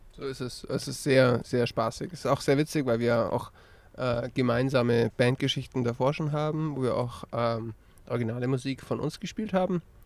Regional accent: Lützelburg, Bavaria, Germany; now in Augsburg, Germany; ursprünglich aus Lützelburg

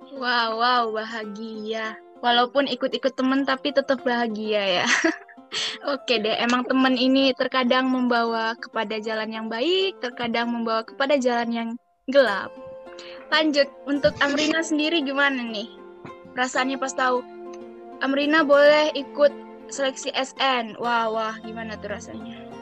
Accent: Bengkulu, Indonesia; Aku dari Bengkulu nih. Eh, ya, aku dari Bengkulu dan sekarang aku masih di Bengkulu

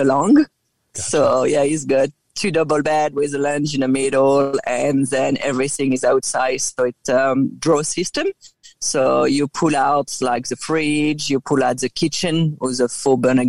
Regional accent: France; accent: French; first language French; English is a second language; moved away as an adult; now in Australia; I'm from France, 11 years ago, I came as a backpacker for 1 year

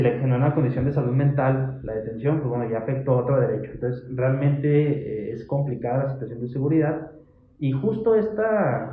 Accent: Hidalgo del Parral, Chihuahua, Mexico; yo soy de Parral

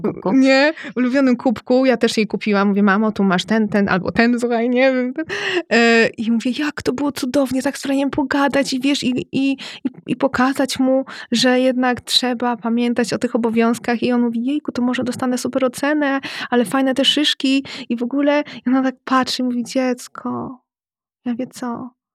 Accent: Radom, Masovian Voivodeship, Poland; Jestem z Radomia

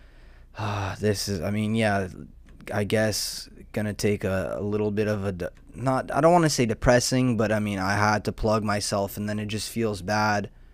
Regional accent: Southern California, United States; I'm a degenerate from Southern California, um, with a mullet

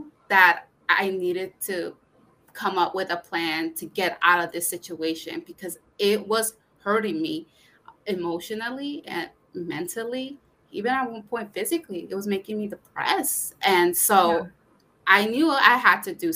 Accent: Connecticut, United States; born or raised there; also born or lived in Brooklyn, New York / Puebla, Mexico (parents)

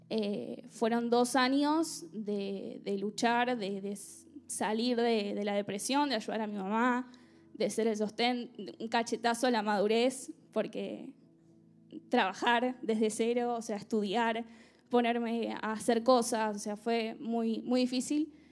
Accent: Argentina; moved away as an adult; durante mi adolescencia y mi niñez en Argentina, eh, la verdad que tuve una familia muy estable

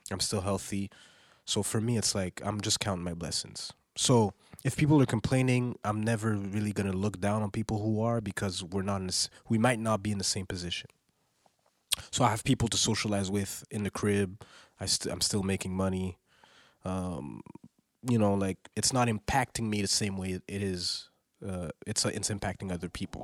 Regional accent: Montreal, Quebec, Canada; I was raised on music from the South, and I'm from Montreal

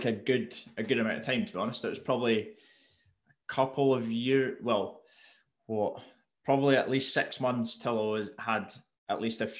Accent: Mull, Scotland, United Kingdom; also born or lived in Glasgow; I grew up on Mull

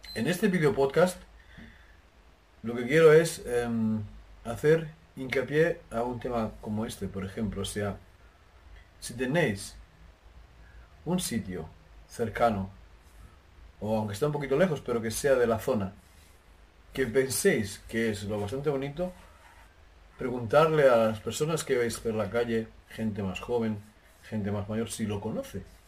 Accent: Jaraíz de la Vera, Extremadura, Spain; moved away; mi pueblo se llama Jarez de la Vera en España

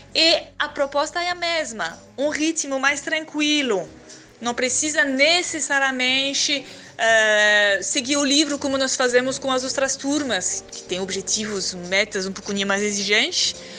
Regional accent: France; Portuguese is a second language; now in Porto Alegre, Brazil; eu sou francesa

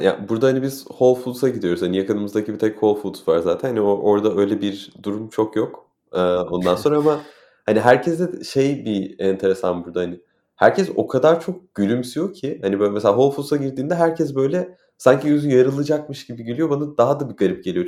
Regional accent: Turkey; moved away as an adult; now in San Francisco, United States; doğduğum yer burası ondan sonra hani yüzüne alıştığım insanlar burası

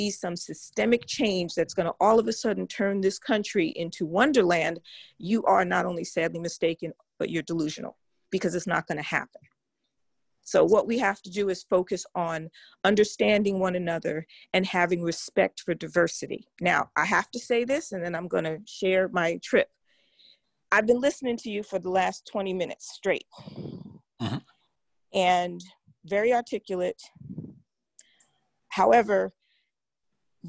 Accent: New York, United States; moved away; I'm from New York, born and bred.

